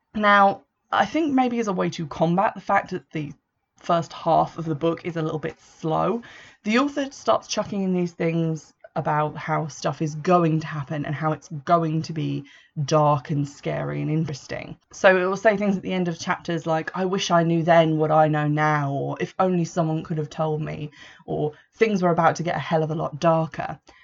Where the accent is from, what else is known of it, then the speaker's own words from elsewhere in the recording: Essex, East of England, United Kingdom; I was born in Essex, I live very close to Essex, spend a lot of time there